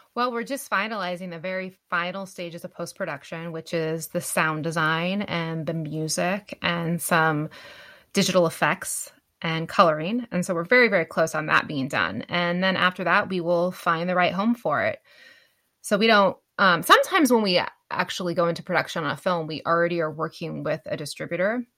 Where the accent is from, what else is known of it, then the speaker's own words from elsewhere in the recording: Winlock, Washington, United States; I, grew up in a very small town we actually shot parts of bigfoot killed my wife in my hometown of winlock